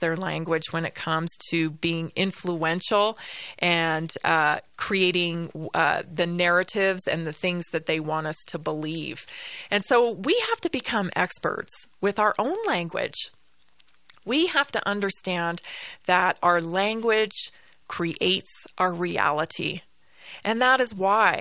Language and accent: English; Canada; I'm Canadian or if it's because, you know, for where I grew up